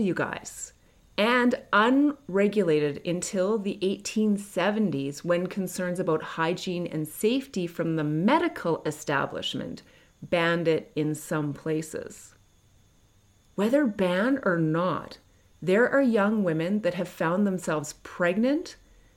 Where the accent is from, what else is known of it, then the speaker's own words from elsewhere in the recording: Canada; I'm not American. I'm Canadian.